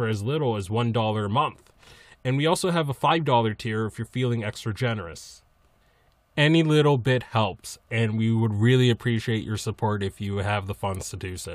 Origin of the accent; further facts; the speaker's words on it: Massachusetts, United States; I'm from Grass, Massachusetts, and I'm within earshot of New Hampshire